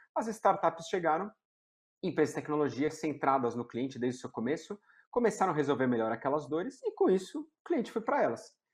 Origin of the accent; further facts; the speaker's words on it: São Paulo, Brazil; Sou de São Paulo, né? Nasci e criado em, em São Paulo